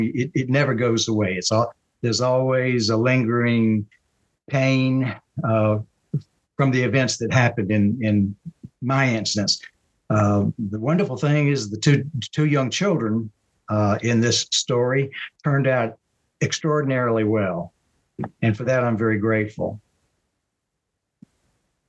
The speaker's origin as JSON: {"language": "English", "town": "Marion", "region": "South Carolina", "country": "United States", "tie": "born or raised there", "moved": "as an adult", "lives_now": "Charlotte, United States", "said": "I'm from Marion, South Carolina, a small town in South Carolina, about 120 miles. It would be southeast of Charlotte, North Carolina, not too far from Myrtle Beach. So I grew up there"}